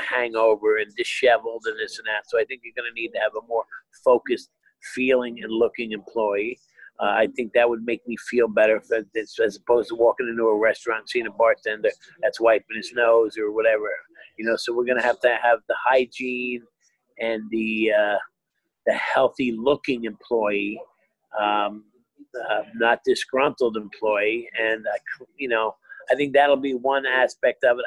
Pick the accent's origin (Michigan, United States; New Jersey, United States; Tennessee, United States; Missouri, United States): New Jersey, United States; Hazlet; the town I grew up in in Jersey had the last one in the state